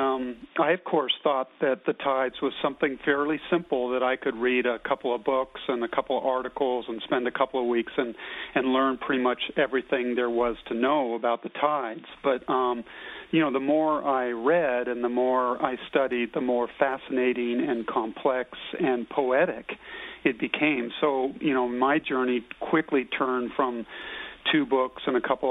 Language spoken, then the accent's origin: English; California coast, United States; I grew up on the California coast surfing and sailing